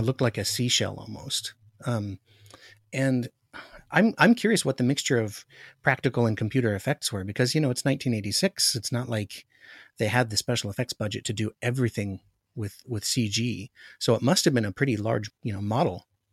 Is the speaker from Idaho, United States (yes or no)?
no; Alaska, United States; I grew up in Alaska